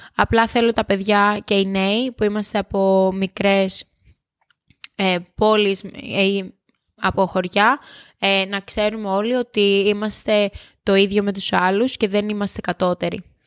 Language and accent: Greek; Kefalos, South Aegean, Greece; moved away; Το χωριό μου είναι Κέφαλο, στο νησί